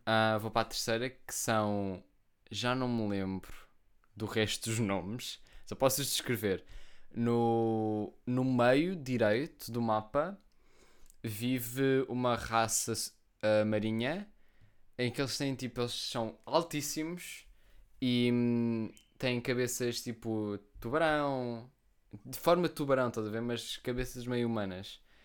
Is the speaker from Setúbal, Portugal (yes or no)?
yes; Almada, Setúbal, Portugal; eu vivo em Almada, eu sou de Almada. Okay. Eu não sou de Portugal, eu sou de Almada.